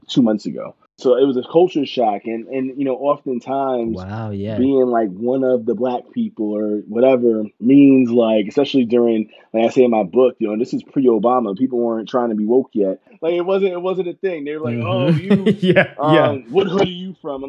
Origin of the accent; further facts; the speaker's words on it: Yonkers, New York, United States; I'm from Yonkers, New York